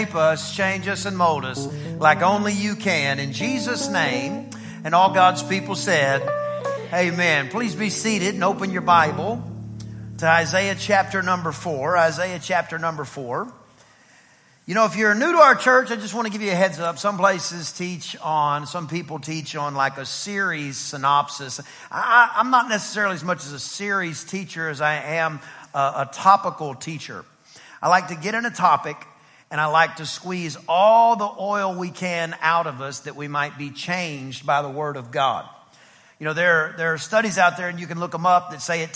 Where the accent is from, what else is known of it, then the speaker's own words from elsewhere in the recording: East Texas, United States; I'm from East Texas and Greek and Hebrew is not taught where I'm from.